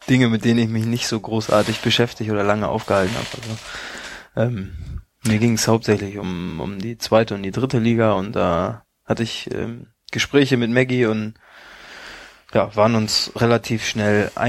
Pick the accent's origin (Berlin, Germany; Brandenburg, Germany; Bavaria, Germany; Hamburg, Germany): Hamburg, Germany; ich komme aus Hamburg und habe meine Familie und meinen Freundeskreis hier